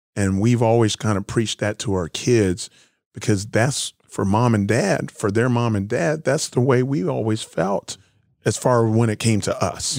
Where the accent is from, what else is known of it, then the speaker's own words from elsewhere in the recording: South Florida, United States; moved away; also born or lived in Searcy, Arkansas; I'm a kid from South Florida, black kid from the, from the city.